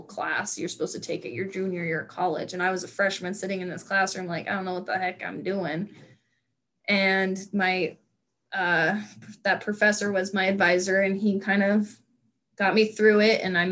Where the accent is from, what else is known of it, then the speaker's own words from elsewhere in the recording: Nevada, United States; moved away as an adult; also born or lived in North Dakota; I'm from a small town in Nevada where the people I graduated kindergarten with are the same people I graduated high school